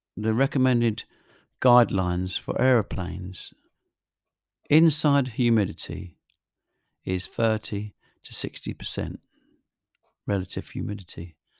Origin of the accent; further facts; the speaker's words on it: England, United Kingdom; I'm English